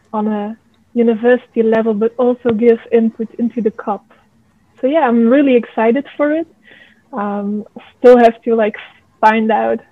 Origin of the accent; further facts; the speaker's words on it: Belgium; I'm from Belgium.